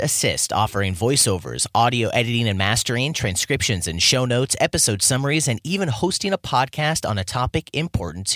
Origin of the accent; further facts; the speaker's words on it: United States; As an American